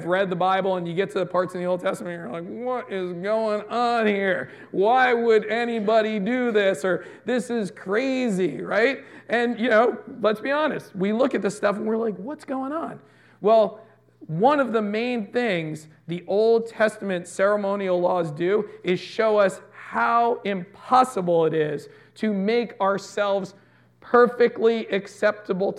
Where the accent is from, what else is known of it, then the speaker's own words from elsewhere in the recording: United States; we're American